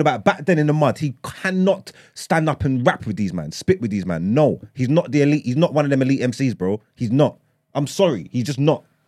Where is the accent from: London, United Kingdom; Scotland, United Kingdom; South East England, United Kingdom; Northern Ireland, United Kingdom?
London, United Kingdom; I grew up in East London